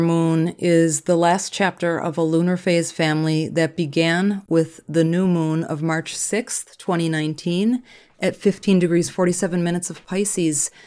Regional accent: Minneapolis, Minnesota, United States; I'm from Minneapolis

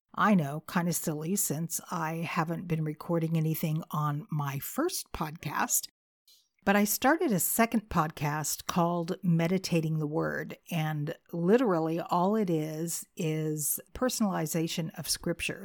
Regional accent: California, United States; moved away as an adult; now in Arkansas, United States; I was born and raised in California, so you might be wondering what in the world I'm doing in Arkansas

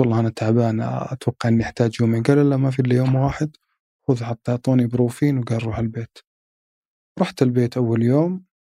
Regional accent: Saudi Arabia; اني من السعوديه

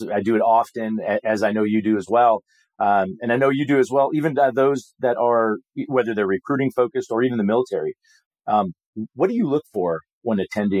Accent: Southern California, United States; moved away as an adult; now in Indiana, United States; I've lived here 20 years, but I'm actually from Southern California

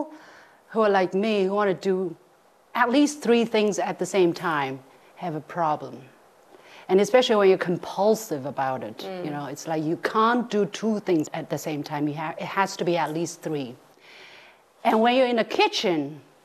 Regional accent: South China, China; now in Beijing, China; I come from South China, so you know, there when we cook, we always add a little bit of sugar

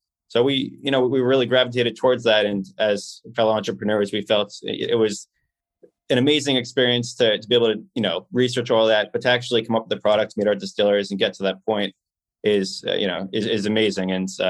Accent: Rockland County, New York, United States; also born or lived in New Orleans; Yeah, so I'm from Rockland County, New York. It's about 45 minutes north of Manhattan.

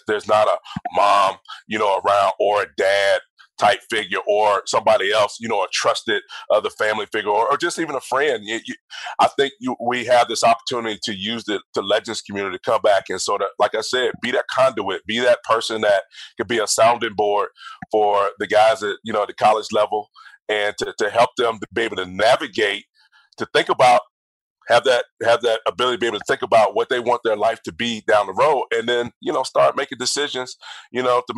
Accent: Georgia, United States; Because I was, you know, played at Georgia, I'm from Georgia, all of that stuff, and I didn't get drafted by the Falcons.

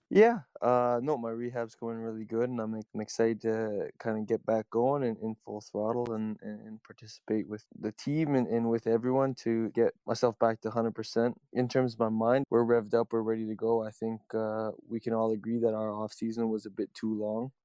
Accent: Toronto, Ontario, Canada; I'm a kid from Toronto

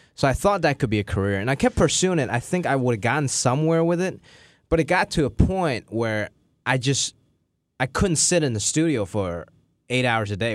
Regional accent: Hong Kong; moved away

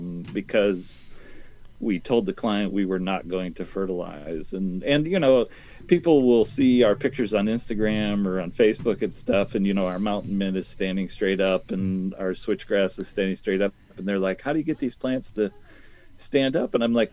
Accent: Ohio, United States; also born or lived in New Jersey; now in Virginia, United States; I may have been born in New Jersey, but I was raised in Ohio, where we had 18 to 24 inches of topsoil.

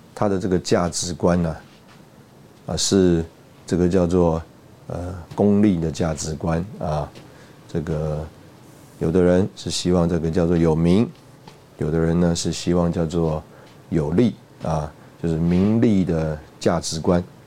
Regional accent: Taipei, Taiwan; also born or lived in Shanghai (mother's origin); 我们 这个在从家里坐公车， 觉得啊，过了和平西路， 啊，到和平东路啊， 特别到了这个新生南路啊， 就觉得好像啊，已经到了乡下了

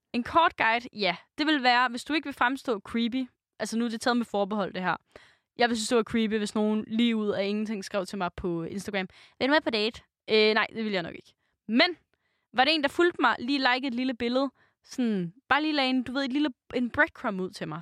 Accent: Denmark; vi som danskere, som folk

